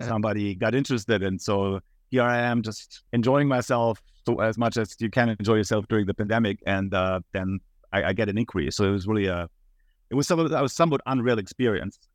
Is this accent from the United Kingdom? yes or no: no; Munich, Bavaria, Germany; moved away as an adult; now in United States; I'm originally from Munich, Germany, and that's also where I attended the university